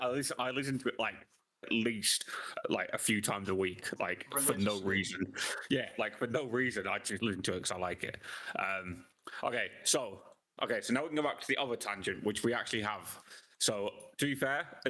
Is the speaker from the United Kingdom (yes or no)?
yes; London, United Kingdom; born or raised there